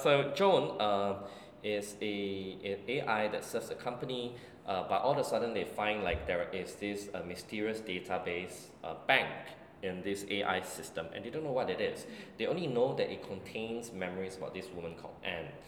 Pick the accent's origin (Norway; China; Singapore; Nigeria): Singapore; as a Singaporean Chinese